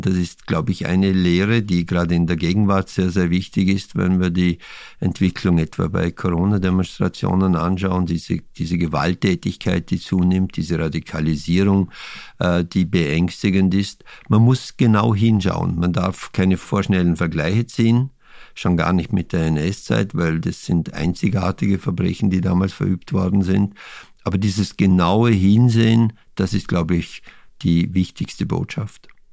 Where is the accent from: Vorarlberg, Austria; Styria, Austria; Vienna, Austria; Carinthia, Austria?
Vorarlberg, Austria; mein Heimatbundesland Vorarlberg